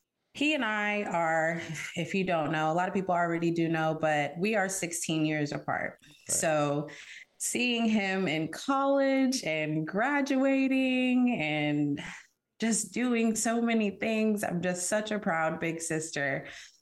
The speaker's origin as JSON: {"language": "English", "town": "San Diego", "region": "California", "country": "United States", "also_born_or_lived": "Houston, Texas", "moved": "as an adult", "lives_now": "Austin, United States", "said": "originally from San Diego, California, and I reside in Austin, Texas now. Imagine that, Cali to Texas."}